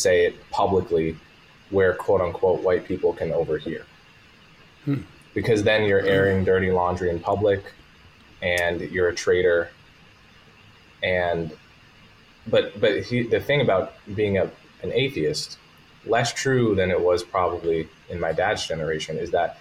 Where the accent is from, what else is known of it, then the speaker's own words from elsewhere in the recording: Montclair, New Jersey, United States; also born or lived in New York; I'm from a very nice, diverse, blue, politically blue suburb in New Jersey called Montclair. And basically a suburb of New York